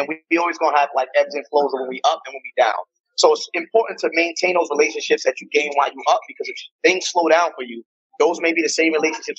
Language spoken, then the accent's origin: English; New York, United States; I'm from New York